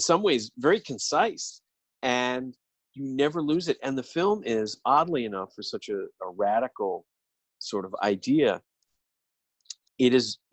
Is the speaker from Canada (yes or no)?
no; Ireland; I'm an Irishman